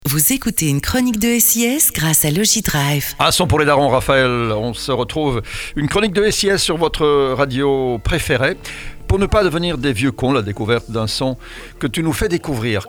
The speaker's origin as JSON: {"language": "French", "country": "Belgium", "said": "nous sommes pas français, nous sommes belges, mais on mhm. parle français"}